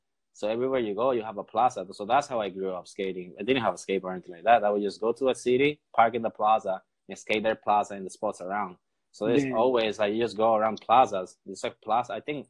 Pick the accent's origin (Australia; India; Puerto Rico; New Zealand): Puerto Rico; first language Spanish; English is a second language; But my first language is Spanish.